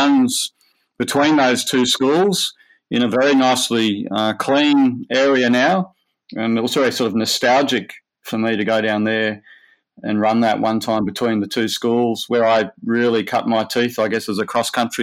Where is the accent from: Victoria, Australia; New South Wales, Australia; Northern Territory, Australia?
New South Wales, Australia; Manly; I grew up in Manly, and I went to Manly Boys High School